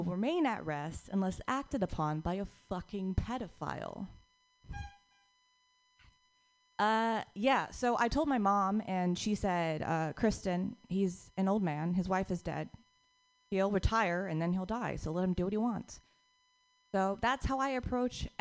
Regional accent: Noblesville, Indiana, United States; moved away as an adult; now in South Korea; I'm originally from Indiana, Noblesville, Indiana

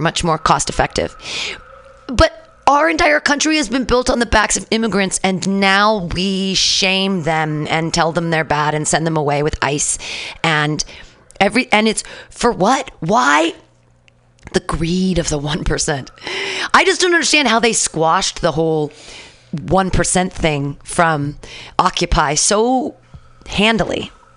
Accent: United States; I'm still an American. I was born in America

